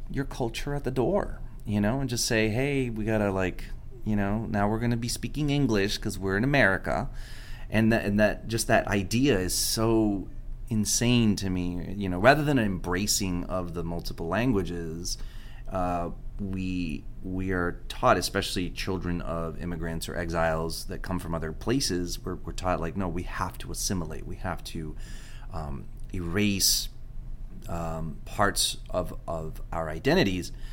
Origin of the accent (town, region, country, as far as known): Miami, Florida, United States; first language Spanish; English is a second language